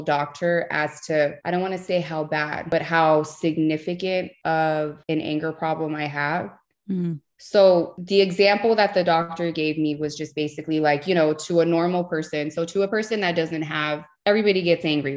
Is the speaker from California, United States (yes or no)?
yes; Los Angeles, California, United States; I grew up in East Los Angeles here in California